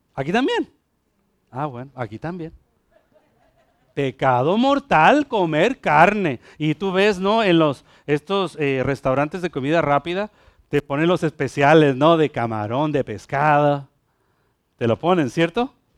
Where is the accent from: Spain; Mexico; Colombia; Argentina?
Mexico; now in Ponce, Puerto Rico; allá, allá en México, el, grupo donde yo crecí